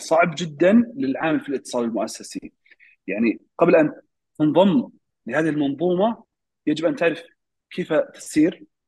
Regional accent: Saudi Arabia; عندنا في السعودية

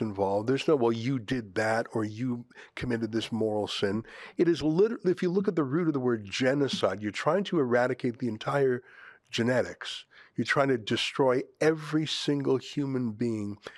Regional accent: Canada; I'm a Canadian first. I'm fourth generation Canadian. This is my home

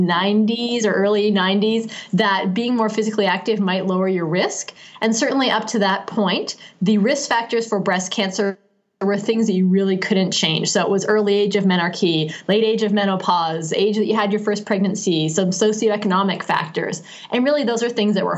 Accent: Canada; I'm Canadian and I grew up in Canada

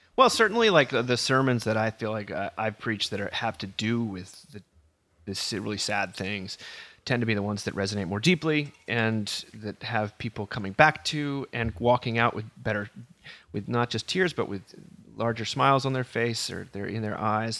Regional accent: Northeast, United States; I was raised in the Northeast

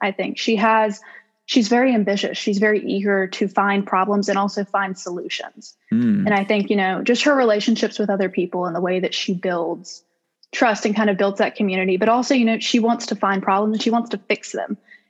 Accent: Southaven, Mississippi, United States; I am from South Haven, Mississippi, so not too far away. I graduated from South Haven High School in 2018

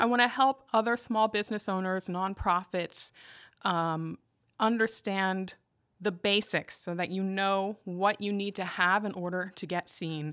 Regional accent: Arlington, Virginia, United States; moved away as an adult; also born or lived in Loudoun County, Virginia; now in Denton, Maryland, United States; was born and raised in Arlington, and I've spent most of my life in Northern Virginia

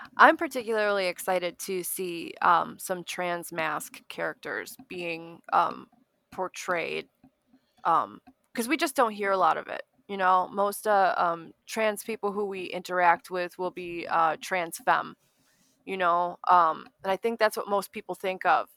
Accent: Escanaba, Michigan, United States; moved away; also born or lived in Milwaukee; I came from, uh, Escanaba, Michigan

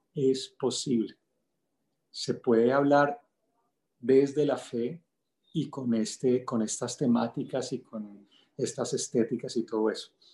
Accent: El Limón, Venezuela; moved away; also born or lived in Bogotá, Colombia; Nací pues en Bogotá, pero crecí en un pueblito de la costa venezolana que se llama El Limón.

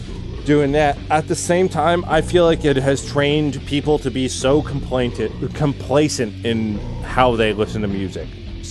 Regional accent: United States; I'm American.

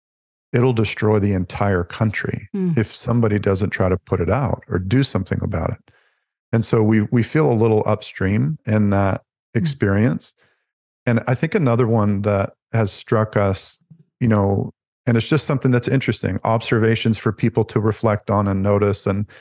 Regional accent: the South, United States; now in Canada; I grew up in the Southern United States, which is fairly conservative. And that was the norm for me and love that it resonates is true for me. And so coming to Canada was a bit of a culture shock

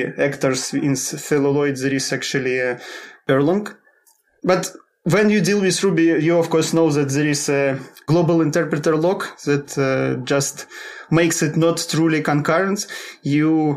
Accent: Russia; moved away as an adult; now in Sweden; I'm originally from Russia, but last 7 years I live in Sweden.

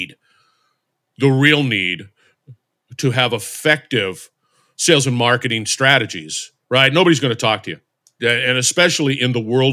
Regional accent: Barstow, California, United States; I grew up in Barstow, California, which is in the middle of the desert in Southern California, between Los Angeles and Las Vegas

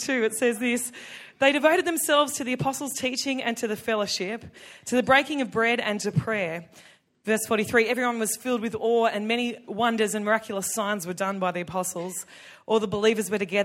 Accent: Tamworth, New South Wales, Australia; I'm from Tamworth.

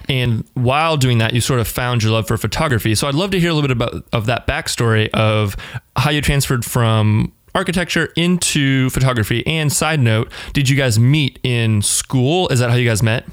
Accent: Northern Virginia, United States; now in Richmond, United States; I grew up in the Northern Virginia area, right outside of DC

